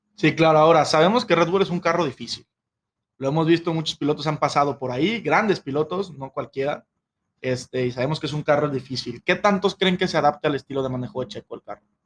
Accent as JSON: {"language": "Spanish", "country": "Mexico"}